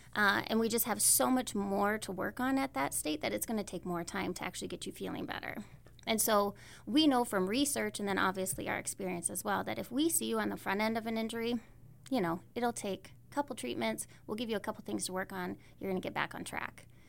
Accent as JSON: {"language": "English", "town": "Howard", "region": "South Dakota", "country": "United States", "tie": "born or raised there", "lives_now": "Belle Fourche, United States", "said": "I was raised on the east side of the state. I'm originally from Howard, South Dakota."}